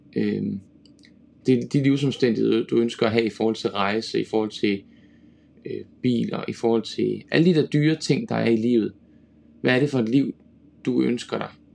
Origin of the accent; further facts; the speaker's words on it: Denmark; som dansker